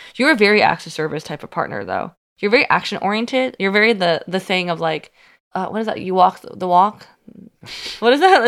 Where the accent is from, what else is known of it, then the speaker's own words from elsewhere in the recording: Union City, California, United States; moved away; I'm from Union City